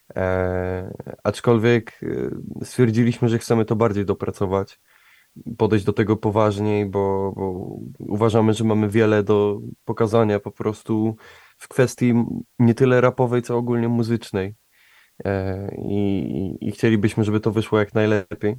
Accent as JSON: {"language": "Polish", "town": "Łódź", "region": "Łódź Voivodeship", "country": "Poland", "said": "jesteśmy z Łodzi, a ja tak jak mówiłem, kocham moje miasto, także Łódź, miasto pływa"}